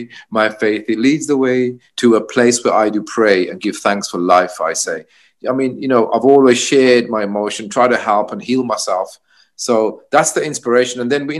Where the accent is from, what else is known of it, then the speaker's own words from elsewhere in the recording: Birmingham, West Midlands, United Kingdom; it's obviously we come from Birmingham, represents multicultural, the sounds, the culture mixing together so well.